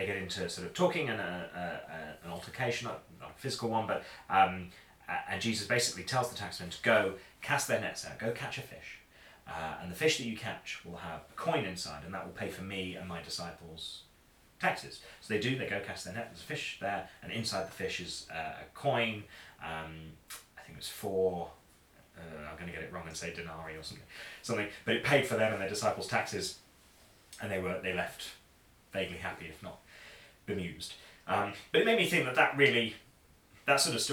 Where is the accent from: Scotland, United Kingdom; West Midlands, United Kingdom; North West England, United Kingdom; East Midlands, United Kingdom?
East Midlands, United Kingdom; Boston; I grew up in Boston in Lincolnshire in the East Midlands